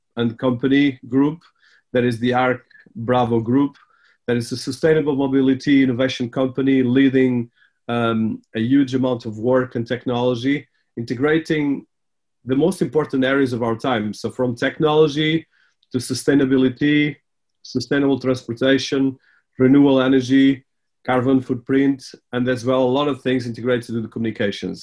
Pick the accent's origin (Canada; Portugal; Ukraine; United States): Portugal; I was born in Portugal, but my family was there for the last 100 years.